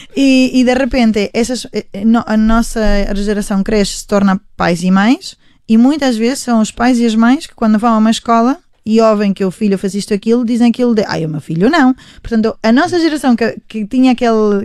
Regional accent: Spain; Portuguese is a second language; now in Portugal; somos todos da mesma geração, é. sim, e parece que vivemos em Espanhas diferentes, que crescemos em Espanhas diferentes

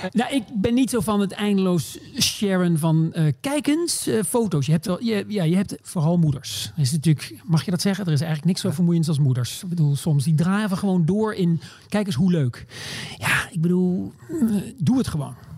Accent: Maastricht, Limburg, Netherlands; also born or lived in Groningen; now in New York, United States; Ik ben geboren in Groningen, maar opgegroeid in, in Limburg, in Maastricht

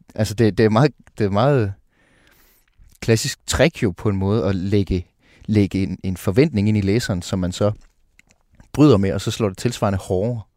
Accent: Jutland, Denmark; moved away; also born or lived in Copenhagen; jeg er fra Jylland oprindeligt

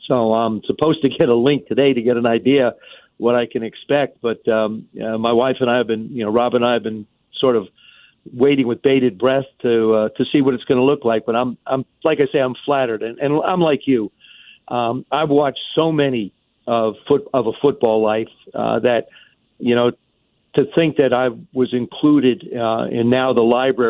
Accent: South River, New Jersey, United States; I had a chance to travel back to my hometown, South River, New Jersey, because I grew up outside of New York.

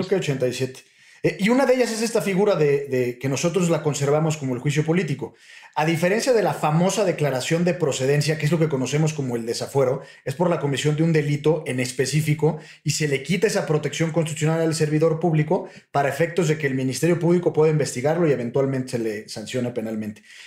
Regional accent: Mexico; a nosotros como mexicanos

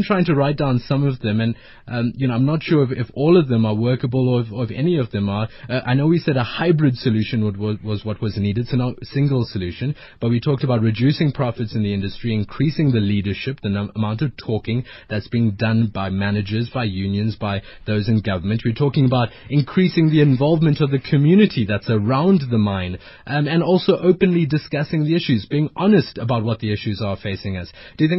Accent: Durban, KwaZulu-Natal, South Africa; because I'm from Durban and it's cold and I don't like it.

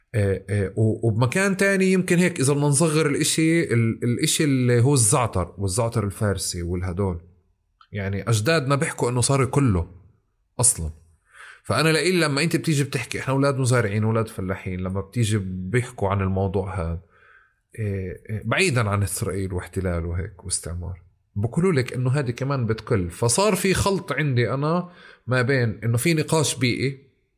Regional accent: Palestine; احنا كفلسطينيين

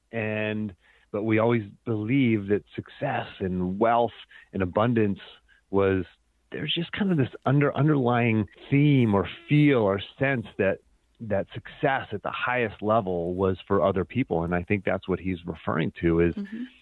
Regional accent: Pennsylvania, United States; moved away; also born or lived in Virginia; growing up in Pennsylvania.

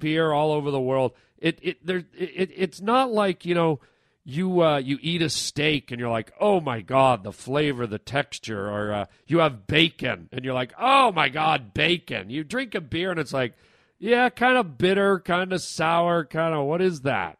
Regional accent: Canada; I'm Canadian

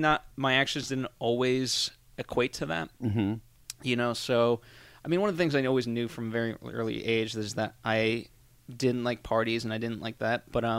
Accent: Connecticut, United States; also born or lived in Massachusetts; I grew up in Connecticut primarily.

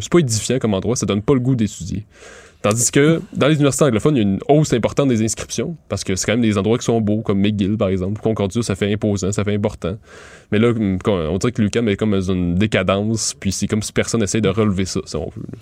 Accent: Montérégie, Quebec, Canada; Je viens de la Montérégie

